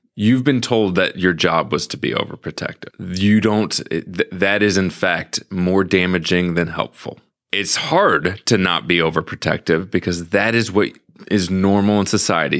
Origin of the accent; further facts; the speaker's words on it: St. Louis, Missouri, United States; growing up in Saint Louis, I was walking to the post office ev-, every day